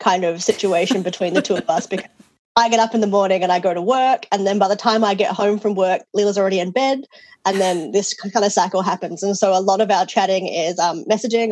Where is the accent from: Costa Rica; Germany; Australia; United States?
Australia; now in New Zealand; I'm actually Australian. I just live in New Zealand.